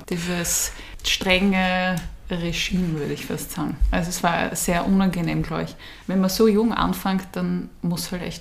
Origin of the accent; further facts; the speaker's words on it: Vienna, Austria; ich bin ähm, in Wien geboren